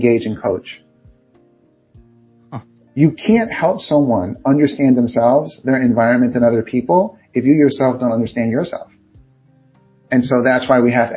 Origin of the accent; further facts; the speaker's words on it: New York City, New York, United States; I'm from Queens, Far Rockaway, Queens in New York